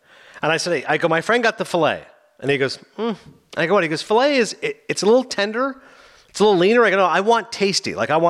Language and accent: English; Bergen County, New Jersey, United States; we're here from New Jersey.